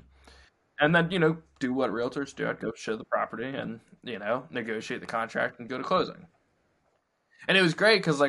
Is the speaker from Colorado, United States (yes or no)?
no; Alexandria, Virginia, United States; I grew up in Alexandria and that's where I practiced real estate